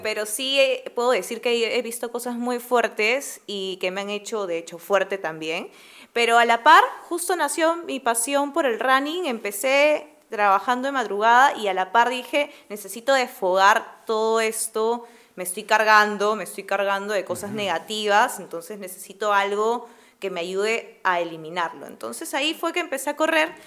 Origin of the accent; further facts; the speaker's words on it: Lima, Peru; mi familia es de clase media, entonces... es de Lima, sí, es de Lima. Eh, yo nací en Jesús María